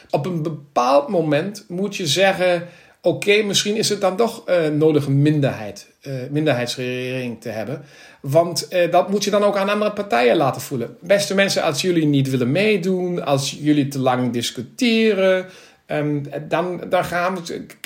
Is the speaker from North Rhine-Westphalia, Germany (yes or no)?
yes; Krefeld, North Rhine-Westphalia, Germany; Dutch is a second language; also born or lived in Berlin; groetjes vanuit, eh, ja, ik moet nu zeggen Noorwegen naar, naar Nederland, maar normaal van, vanuit Duitsland, Berlijn of Krefeld, waar ik vandaan kom.